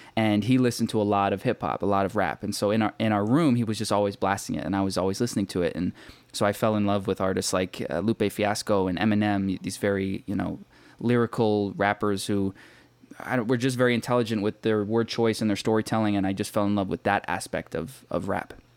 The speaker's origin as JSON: {"language": "English", "town": "Markham", "region": "Ontario", "country": "Canada", "tie": "born or raised there", "said": "I grew up in Markham, which is a small suburb about thirty minutes northeast of Toronto in Canada."}